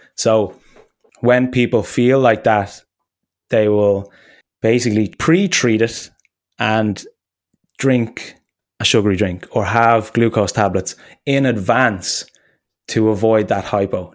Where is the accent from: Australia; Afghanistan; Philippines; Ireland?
Ireland; moved away; I was close to landing in Dublin and I hadn't been home in a while